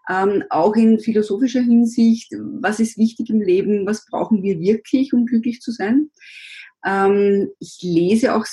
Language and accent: German; Vienna, Austria; born there; ich bin 52, bin gebürtige Wienerin